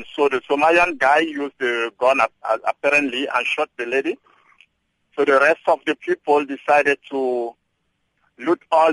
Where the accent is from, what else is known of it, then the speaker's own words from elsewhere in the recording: Cameroon; moved away as an adult; now in South Africa; I'm from Cameroon.